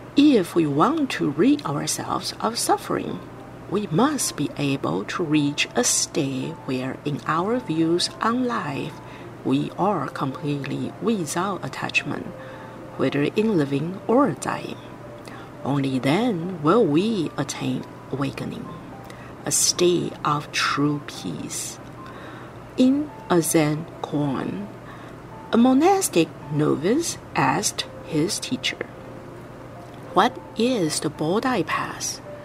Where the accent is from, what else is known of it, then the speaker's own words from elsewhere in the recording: Vancouver, British Columbia, Canada; I'm from Vancouver, Canada